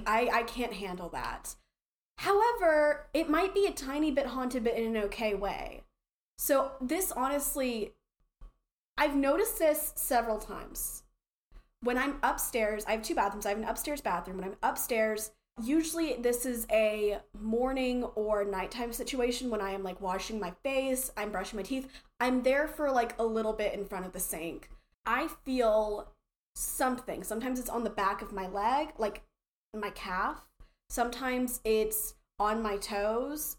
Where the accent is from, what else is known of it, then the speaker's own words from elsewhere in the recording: the South, United States; accent: southern; my accent was terribly southern